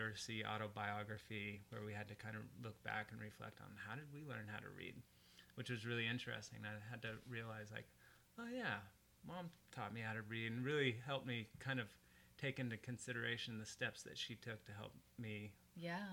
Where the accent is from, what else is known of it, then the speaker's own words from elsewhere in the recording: Portland, Oregon, United States; now in West Linn, United States; I grew up in northeast Portland.